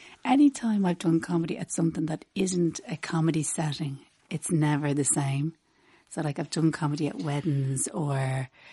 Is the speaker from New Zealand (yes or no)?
no; Rathfarnham, Leinster, Ireland; I'm from Rathfarnham.